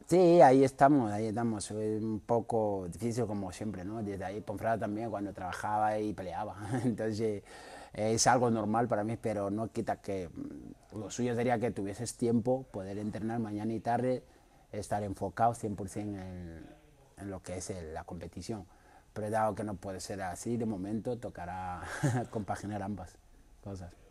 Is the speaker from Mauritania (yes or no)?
yes; Mauritania; also born or lived in Ponferrada, Spain; now in Madrid, Spain; Yo soy de Mauritania.